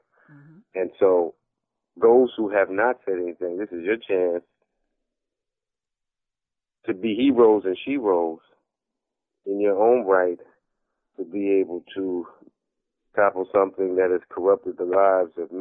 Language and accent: English; New Jersey, United States; I'm from Jersey